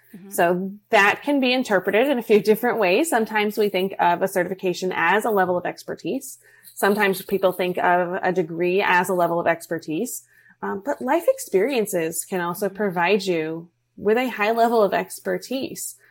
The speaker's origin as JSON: {"language": "English", "region": "New York", "country": "United States", "moved": "yes", "lives_now": "Florida, United States", "said": "We're originally from New York."}